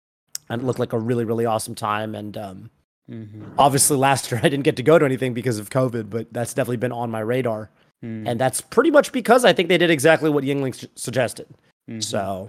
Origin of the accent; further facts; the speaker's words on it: Singapore; moved away; I've got family in Singapore. I grew up in Singapore